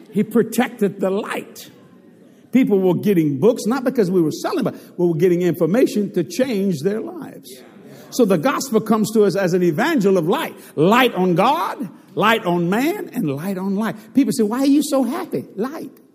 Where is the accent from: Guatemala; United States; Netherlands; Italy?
United States; Cajun, Louisiana; accent: Cajun; I'm a Cajun